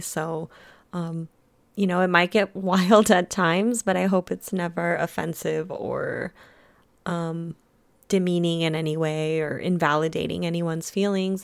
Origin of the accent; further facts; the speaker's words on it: United States; also born or lived in Germany; I was born in Germany, and then I was brought to America when I was one.